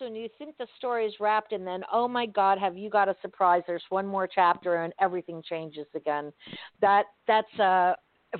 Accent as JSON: {"language": "English", "town": "Miami", "region": "Florida", "country": "United States", "tie": "born or raised there", "said": "I've lived in Florida all my life. I grew up in Miami."}